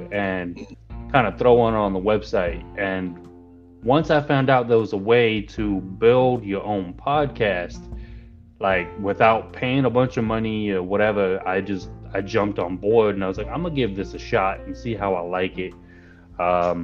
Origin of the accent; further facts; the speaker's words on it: Arizona, United States; also born or lived in California; But I moved to Arizona when I was about 10. So I've been in Arizona ever since